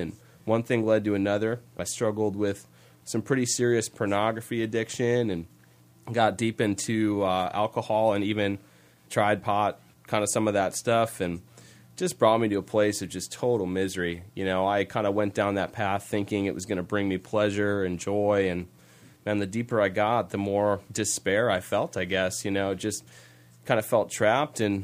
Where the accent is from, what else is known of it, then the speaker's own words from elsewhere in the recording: Green Bay, Wisconsin, United States; I was born and raised here in Green Bay. I love it here. This is my hometown.